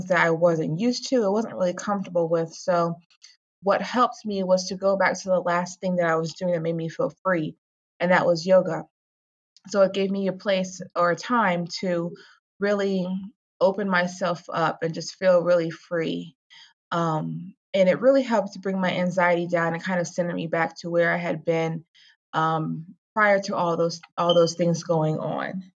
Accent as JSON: {"language": "English", "town": "Virginia Beach", "region": "Virginia", "country": "United States", "moved": "as an adult", "lives_now": "Rockland County, United States", "said": "I'm originally from Virginia Beach. I've lived in Rockland County, moved here with my husband in 2016"}